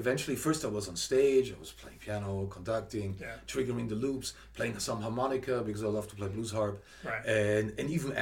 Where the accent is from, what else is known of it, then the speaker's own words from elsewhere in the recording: Munich, Bavaria, Germany; also born or lived in New York; now in Las Vegas, United States; I'm originally from Munich, Germany